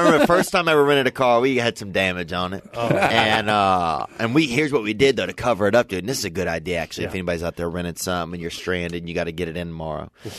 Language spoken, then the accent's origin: English; a small town outside of New Orleans, Louisiana, United States; moved away; I'm from Louisiana, man. I'm from a small town outside of New Orleans.